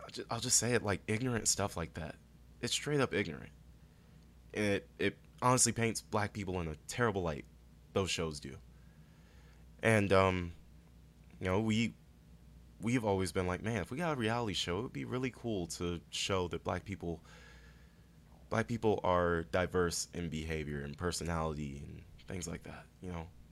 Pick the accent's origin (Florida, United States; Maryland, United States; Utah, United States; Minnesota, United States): Maryland, United States; Prince George's County; Prince George's County, Maryland. Born and raised, and super proud of it.